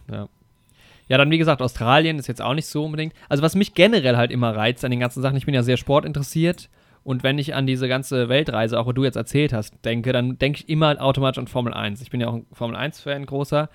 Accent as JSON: {"language": "German", "country": "Germany", "said": "als Deutscher"}